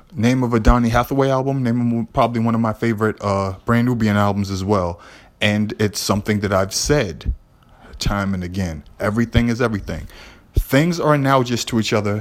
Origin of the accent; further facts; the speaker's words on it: Boston, Massachusetts, United States; I'm from Lower Roxbury